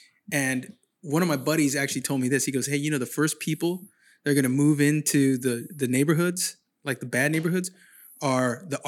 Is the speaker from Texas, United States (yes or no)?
no; San Jose, California, United States; moved away as an adult; now in Sacramento, United States; I'm from San Jose originally